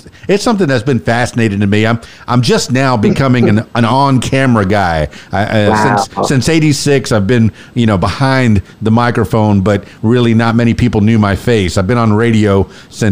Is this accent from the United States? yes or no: yes; Miami, Florida, United States; growing up as a Cuban-American in Miami